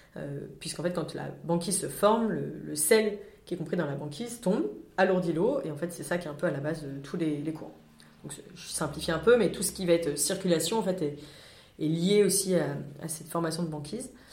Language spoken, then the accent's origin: French; France; en tant que Français